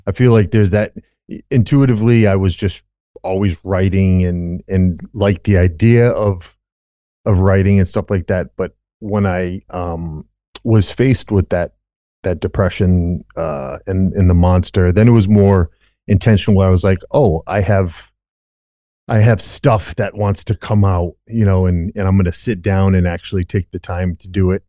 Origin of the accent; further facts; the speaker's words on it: Rhode Island, United States; born and raised in Rhode Island